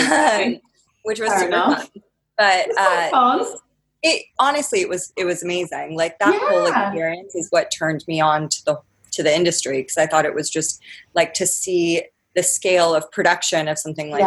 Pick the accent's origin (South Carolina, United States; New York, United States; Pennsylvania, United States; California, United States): California, United States; Orange County; moved away as an adult; also born or lived in Santa Barbara / Los Angeles; now in London, United Kingdom; So I grew up in Orange County.